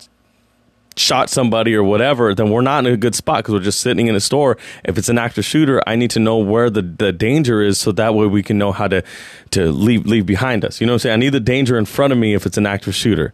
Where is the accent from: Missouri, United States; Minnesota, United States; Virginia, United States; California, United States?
California, United States; San Jose; I grew up in Eastside San Jose